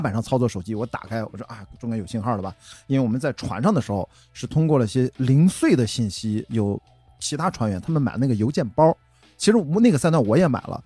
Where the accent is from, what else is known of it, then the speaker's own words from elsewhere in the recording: Qingdao, Shandong, China; moved away; 我是在青岛长大啊，就是青岛第一条马路那儿出生的中山路，在青岛土著了